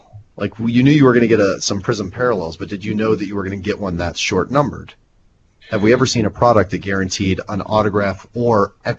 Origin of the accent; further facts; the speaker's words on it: Nebraska, United States; I'm from Nebraska.